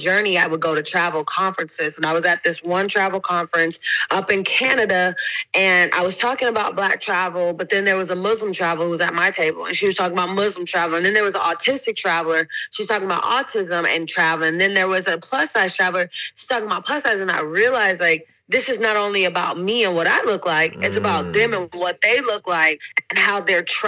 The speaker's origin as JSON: {"language": "English", "town": "Oakland", "region": "California", "country": "United States", "tie": "born or raised there", "also_born_or_lived": "North Carolina", "moved": "as an adult", "lives_now": "London, United Kingdom", "said": "I grew up in Oakland, California, born and raised there. Left when I was 18 to go to school in North Carolina"}